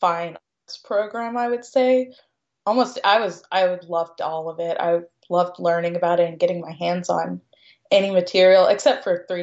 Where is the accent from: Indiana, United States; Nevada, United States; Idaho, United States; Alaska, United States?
Indiana, United States; Jeffersonville; also born or lived in Louisville, Kentucky / Sellersburg, Indiana; I was born in Louisville, Kentucky, but I was raised in Jeffersonville, Indiana, which is right across the river